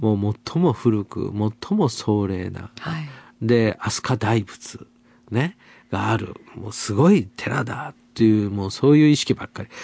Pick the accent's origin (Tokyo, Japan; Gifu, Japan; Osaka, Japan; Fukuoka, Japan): Fukuoka, Japan; Asakura; 九州の福岡県朝倉市。これはまあ、私のふるさとではありますけれども